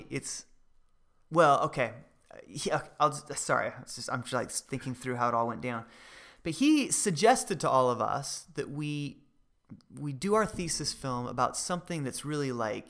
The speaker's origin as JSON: {"language": "English", "region": "Idaho", "country": "United States", "tie": "born or raised there", "said": "Growing up in Idaho."}